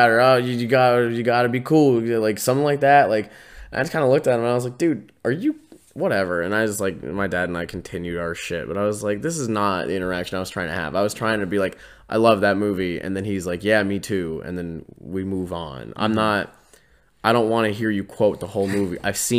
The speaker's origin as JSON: {"language": "English", "town": "Pittsburgh", "region": "Pennsylvania", "country": "United States", "said": "because I'm actually from Pittsburgh"}